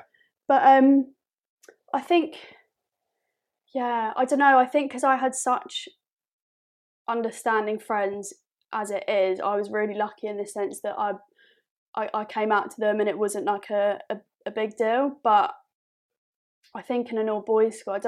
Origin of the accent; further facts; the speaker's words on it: Epsom, South East England, United Kingdom; especially where we grew up in Surrey in Epsom